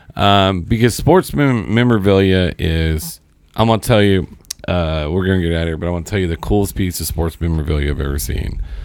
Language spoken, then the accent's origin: English; Seymour, Indiana, United States; we're from Seymour, me and Josh